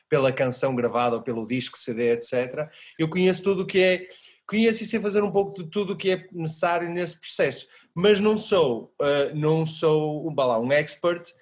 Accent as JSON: {"language": "Portuguese", "town": "Porto", "region": "Norte", "country": "Portugal", "tie": "born or raised there", "said": "Eu sou do Porto. És do Porto, pronto. Nascido, ah. nascido no, no, centro da cidade mesmo, na Sé."}